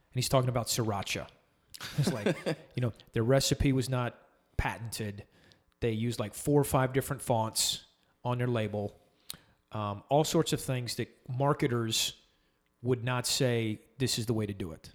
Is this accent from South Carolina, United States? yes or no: yes; Summerville, South Carolina, United States; moved away as an adult; also born or lived in El Paso; I grew up in Somerville, but I moved out to El Paso